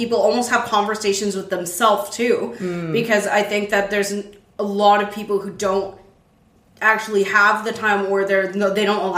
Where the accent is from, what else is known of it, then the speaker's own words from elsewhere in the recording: Calgary, Alberta, Canada; I grew up in Calgary, Alberta